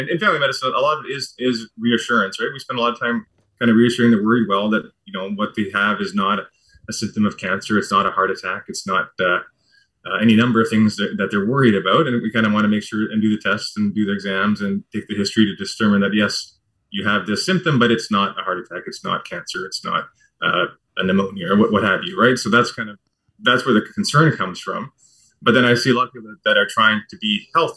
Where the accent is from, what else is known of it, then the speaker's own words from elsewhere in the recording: New Brunswick, Canada; moved away as an adult; also born or lived in Vancouver, Canada; now in London, Canada; I was born and raised on the East Coast in New Brunswick and the Maritime Provinces.